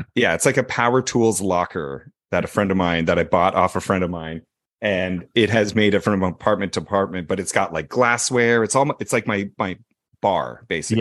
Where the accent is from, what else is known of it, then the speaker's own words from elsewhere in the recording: Canada; I am Canadian